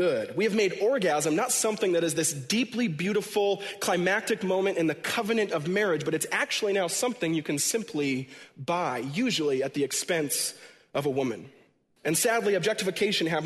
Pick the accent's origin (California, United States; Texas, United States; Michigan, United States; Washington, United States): Washington, United States; home where I was born and raised in Washington State